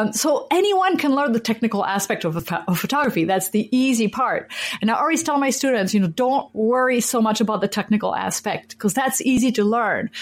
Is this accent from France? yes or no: yes; France; now in Minneapolis, United States; I was born and raised in France and I'm a French citizen